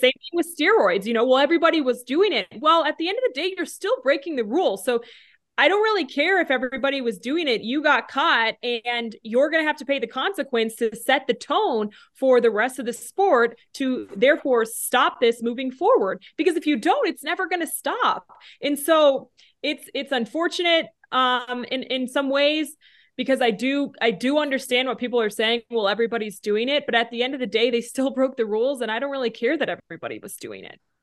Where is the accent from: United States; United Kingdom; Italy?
United States; Denver, Colorado; moved away as an adult; also born or lived in Fayetteville, Arkansas / Casper, Wyoming; I grew up in Denver